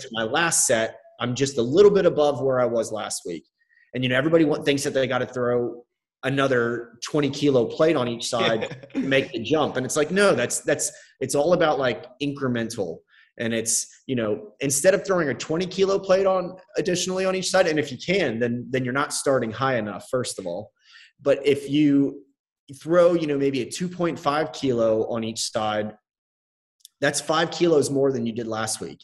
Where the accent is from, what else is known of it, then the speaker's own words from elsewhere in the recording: United States; as an American